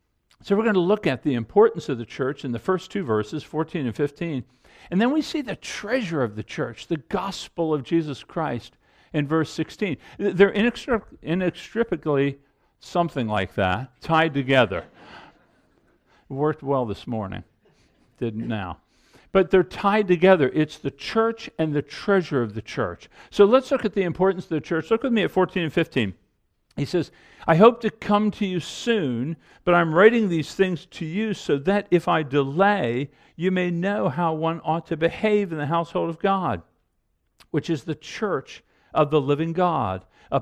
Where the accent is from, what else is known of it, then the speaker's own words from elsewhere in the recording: Annapolis, Maryland, United States; Even the town Carol and I grew up in Annapolis, Maryland.